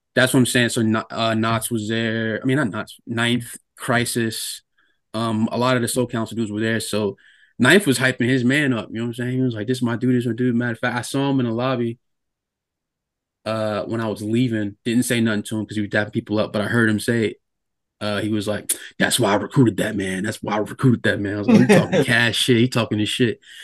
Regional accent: Norfolk, Virginia, United States; moved away; I'm from Norfolk

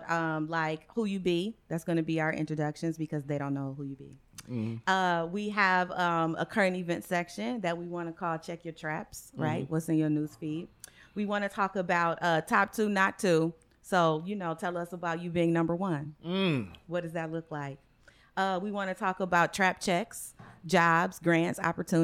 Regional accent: Cleveland, Ohio, United States; I'm from Cleveland too

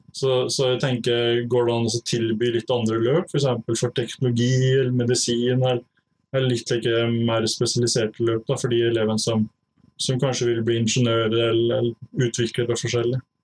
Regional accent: Lom, Innlandet, Norway; now in Otta, Norway; jeg er fra Lom i Gudbrandsdalen. Eh, bor nå på Otta

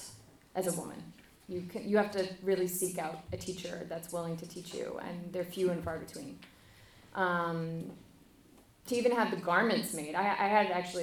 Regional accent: United States; me, as like an American

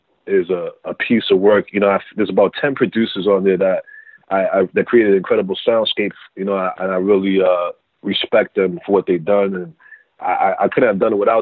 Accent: Worcester, Massachusetts, United States; growing up in Maine, South Worcester.

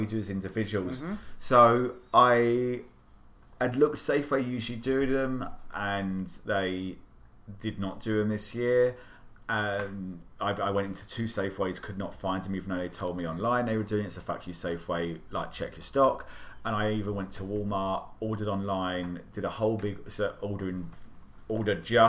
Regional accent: United Kingdom; now in Washington, D.C., United States; I'm British, and as you probably don't know, is a lot of our stuff is really hard to come by over here.

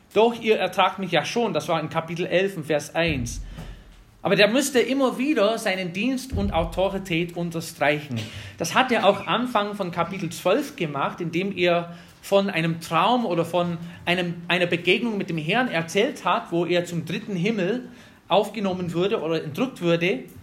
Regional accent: Wisconsin, United States; German is a second language; moved away as an adult; also born or lived in North Carolina; now in Germany; ich bin in Wisconsin aufgewachsen

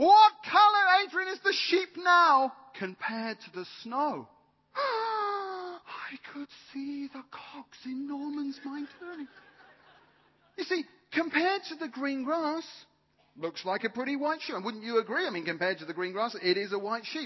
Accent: United Kingdom; I'm British.

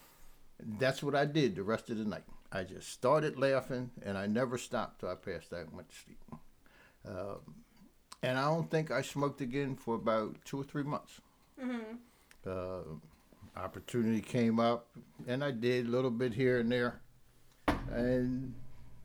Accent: Camden, New Jersey, United States; also born or lived in Pennsauken, New Jersey; I'm from Camden. I was raised in a little town called Delaire

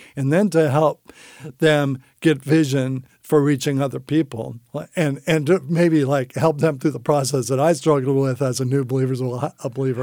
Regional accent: San Francisco, California, United States; I grew up in San Francisco in a, uh, non-Christian family.

